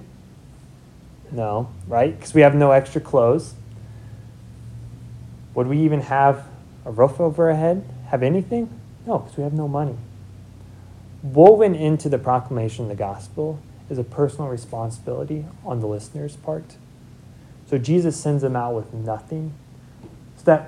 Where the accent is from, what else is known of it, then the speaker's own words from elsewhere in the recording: Seward, Nebraska, United States; I'm from Seward